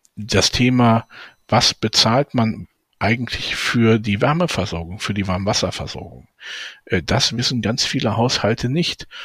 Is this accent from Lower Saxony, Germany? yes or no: yes; Braunschweig, Lower Saxony, Germany; meiner Heimatstadt Braunschweig